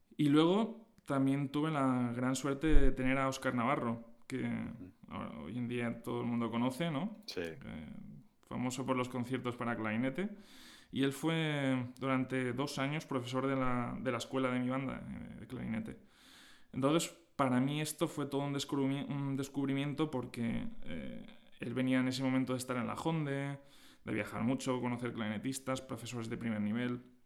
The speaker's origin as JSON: {"language": "Spanish", "town": "Agost", "region": "Valencian Community", "country": "Spain", "said": "Sí, yo soy de Agost, un, pueblo de poco más de 4.000 habitantes en, Alicante"}